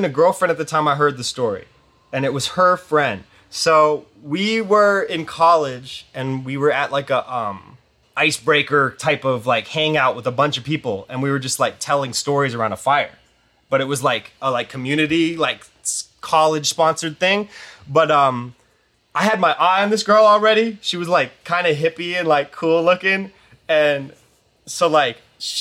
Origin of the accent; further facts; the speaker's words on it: East Coast, United States; We're from the East Coast